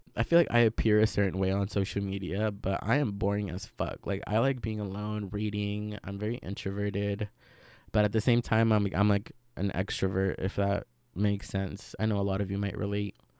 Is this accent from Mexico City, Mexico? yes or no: no; Veracruz, Mexico; now in United States; I grew up in Veracruz along with a lot of the curanderismo that surrounds it